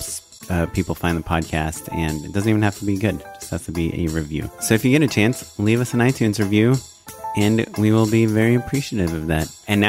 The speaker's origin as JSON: {"language": "English", "country": "Israel", "said": "I'm Israeli."}